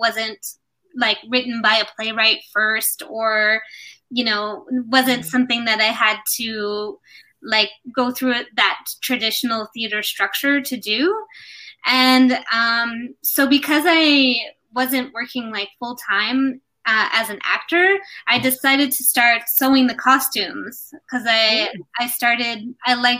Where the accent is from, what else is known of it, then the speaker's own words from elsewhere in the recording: United States; also born or lived in New York; I grew up in the United States